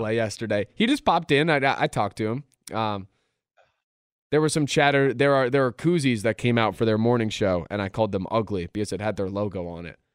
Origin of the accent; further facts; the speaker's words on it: Philadelphia, Pennsylvania, United States; I've lived through good times and bad times growing up in Philadelphia